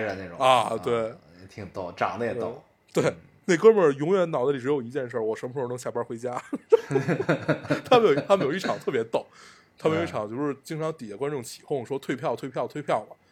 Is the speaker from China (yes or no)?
yes; China; 因为我们是中国人